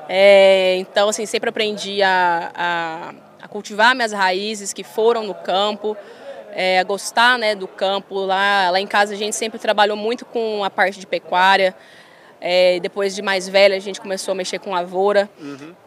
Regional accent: Goiânia, Goiás, Brazil; eu fui criada ali em Goiânia, bem perto da minha família

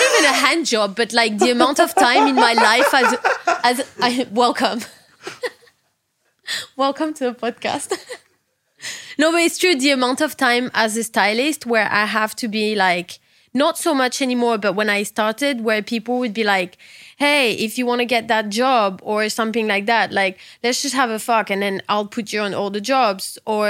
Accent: England, United Kingdom; I'm English. You're going to need more.

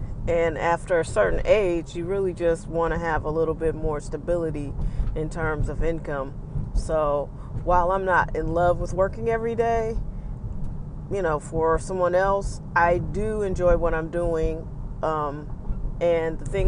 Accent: St. Louis, Missouri, United States; A big part of the things that I like about myself a big part of that is because I'm from St. Louis.

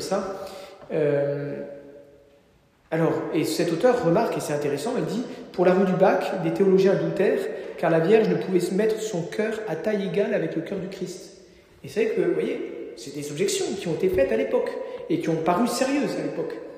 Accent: Normandy, France; je suis normand

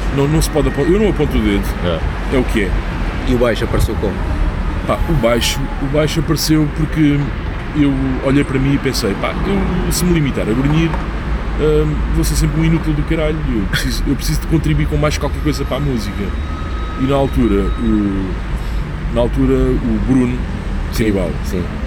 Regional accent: Portugal; nós somos portugueses

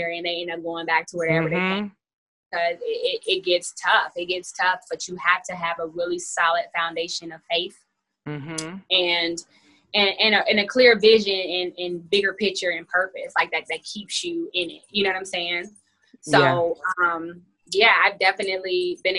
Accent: Indianapolis, Indiana, United States; moved away as an adult; now in Atlanta, United States; I'm from Indianapolis, Indiana

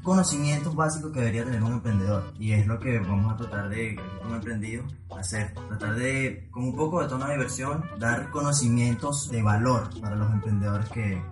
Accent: Venezuela; nosotros como venezolanos

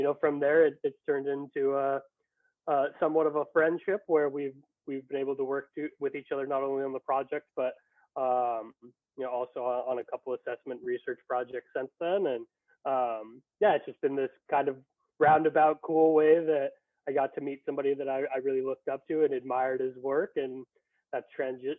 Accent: Colorado, United States; moved away as an adult; now in Oahu, United States; growing up in Colorado, I had multiple opportunities throughout my childhood to spend time in the ocean

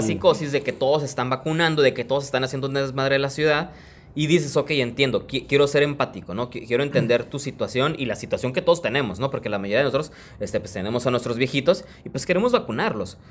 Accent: Tijuana, Baja California, Mexico; yo soy de aquí, de Tijuana

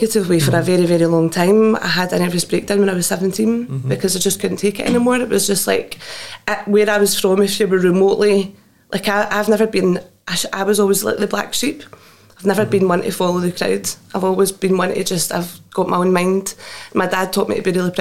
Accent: Greenock, Scotland, United Kingdom; it was rough. It was Greenock, you know, the east end of Greenock

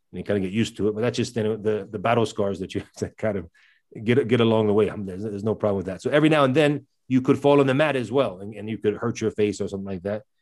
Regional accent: United States; accent: American; my accent obviously is American, 'cause that's where I grew up.

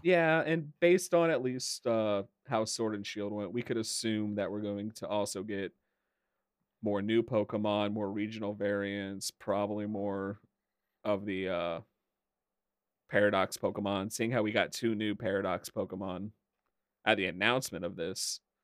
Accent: Indiana, United States; I really do not like my home state

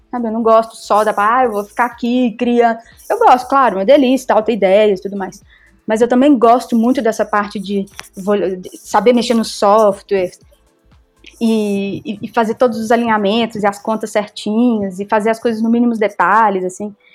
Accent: Belo Horizonte, Minas Gerais, Brazil; also born or lived in Buenos Aires; eu sou de Belo Horizonte

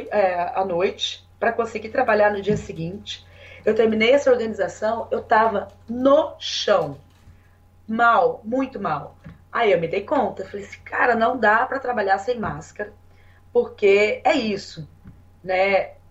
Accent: Curitiba, Paraná, Brazil; É, eu vim de Curitiba. É, e em Curitiba, a gente, é, enfim, é um outro ambiente, né? Assim, uma outra cultura e tal.

